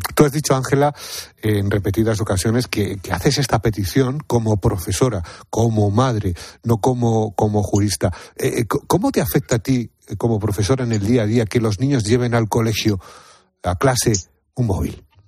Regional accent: Madrid, Community of Madrid, Spain; yo soy también de Madrid, ¿eh? o sea, Madrid además por parte de padres, de abuelos

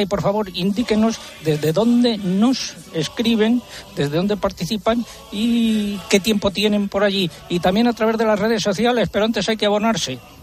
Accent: Adanero, Castile and León, Spain; en mi pueblo en Adanero

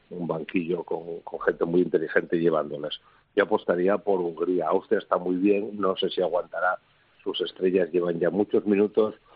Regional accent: Spain; creo que a nosotros nos interesa más hacer el seguimiento como españoles de qué pasa por más abajo

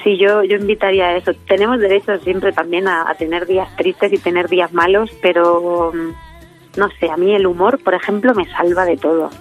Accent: Letur, Castilla-La Mancha, Spain; born or raised there

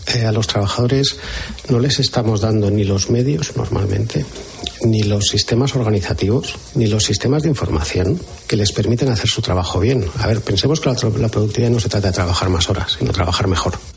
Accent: Spain; los españoles

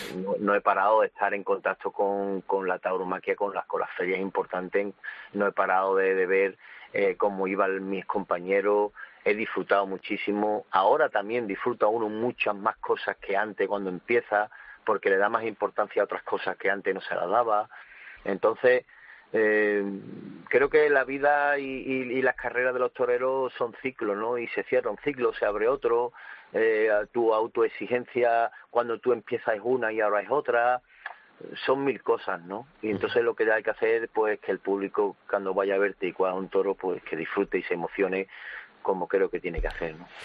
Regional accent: Seville, Andalusia, Spain; yo soy sevillano

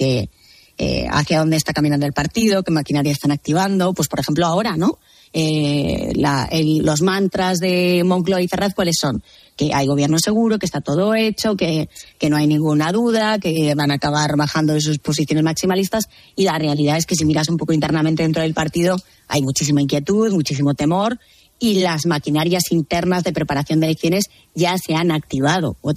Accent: Ferrol, Galicia, Spain; Bueno, yo soy, yo soy gallega, yo soy de Ferrol, como sabéis

